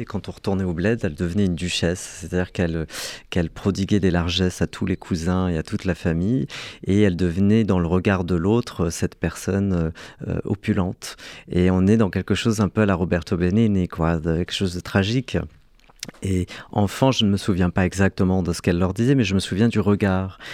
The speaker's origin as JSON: {"language": "French", "country": "Algeria", "tie": "born or raised there", "moved": "yes", "lives_now": "France", "said": "pour obtenir la nationalité française, c'était un cauchemar administratif, puisque je suis né en Algérie"}